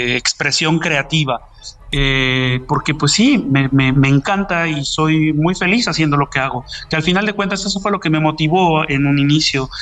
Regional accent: Mexico; de todos nosotros como mexicanos, nuestra música es, una parte de, nuestro ser y de nuestra cultura

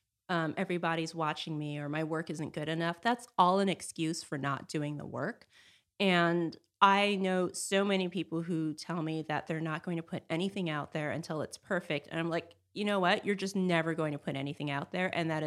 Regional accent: Los Angeles, California, United States; I grew up in California, in Los Angeles, and came up here for school to Northern California.

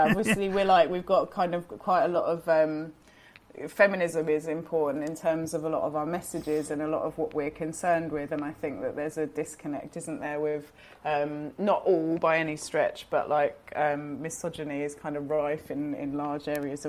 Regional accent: Brighton, South East England, United Kingdom; We're from Brighton, yeah, so we're from the seaside.

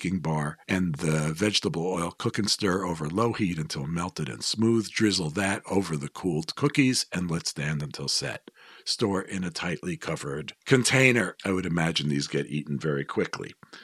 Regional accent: New York City, New York, United States; I grew up in Manhattan

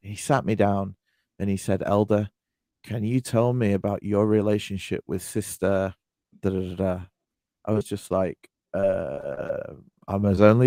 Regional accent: United Kingdom; I'm British

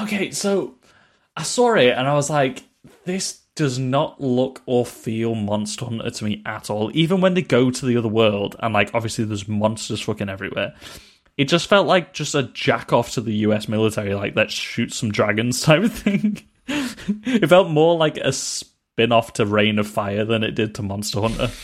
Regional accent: United Kingdom; We're British

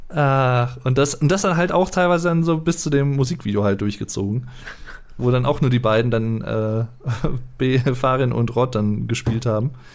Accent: Germany; als Deutscher

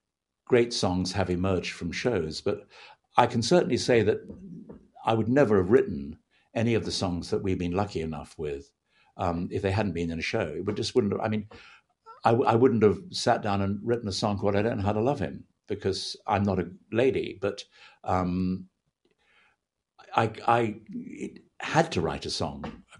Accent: United Kingdom; being British, you know, people like … and …

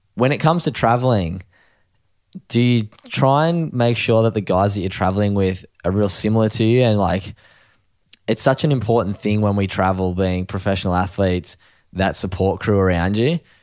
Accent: East Coast of Australia, Australia; the surf community in Australia, especially, I guess, along the East Coast, we've both grown up in it

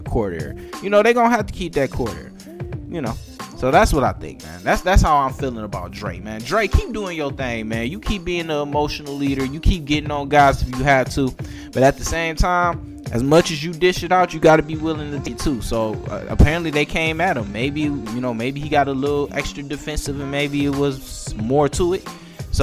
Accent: Detroit, Michigan, United States; growing up in Detroit

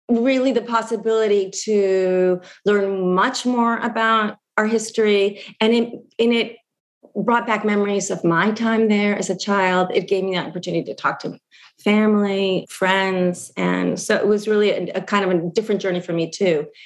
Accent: Argentina; And I think because we grew up in Argentina, and those of us who grew up outside of Argentina as well, with the silence around it

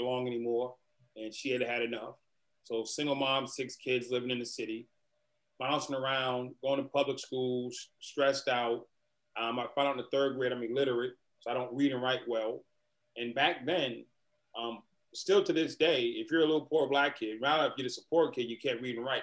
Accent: Boston, Massachusetts, United States; I grew up in Boston, Massachusetts

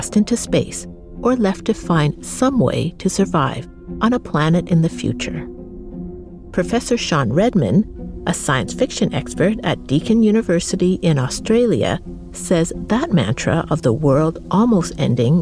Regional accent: Canada; me growing up in Canada

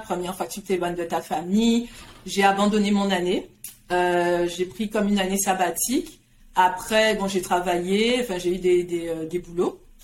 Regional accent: Guadeloupe; now in Montreal, Canada; je suis née, j'ai grandi en Guadeloupe

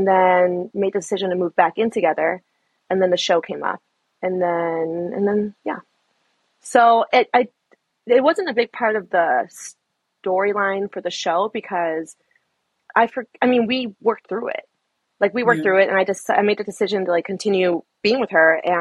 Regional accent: Chicago, Illinois, United States; moved away as an adult; now in Seattle, United States; I'm from Chicago. I'm a Chicago girl forever. But moved to Seattle

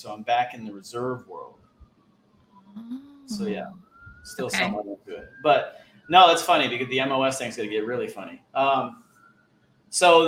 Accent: East Coast, United States; growing up in the East Coast

